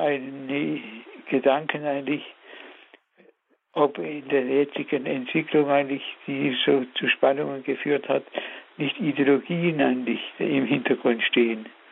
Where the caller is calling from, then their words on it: Black Forest, Baden-Württemberg, Germany; Ich rufe an aus dem Schwarzwald.